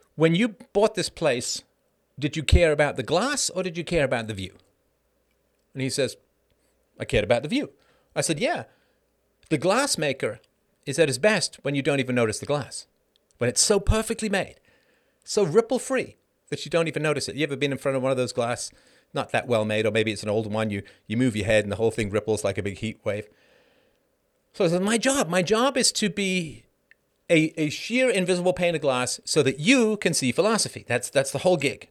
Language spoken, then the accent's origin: English; United Kingdom; now in Canada; As a British person